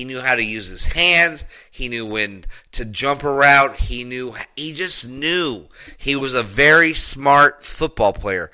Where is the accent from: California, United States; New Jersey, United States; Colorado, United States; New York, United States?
Colorado, United States; Denver; I grew up in Denver, Colorado. I went to a high school, John F. Kennedy High School